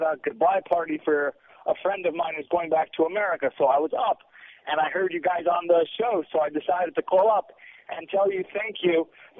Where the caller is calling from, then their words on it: Jerusalem, Jerusalem District, Israel; I'm actually calling from Jerusalem.